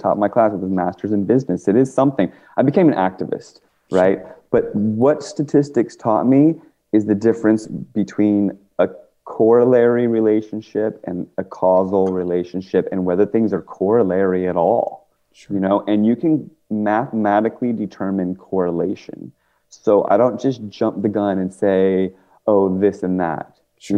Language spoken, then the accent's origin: English; Washington, District of Columbia, United States; moved away; I grew up in uh, Washington, D.C. area. I'm not from Oregon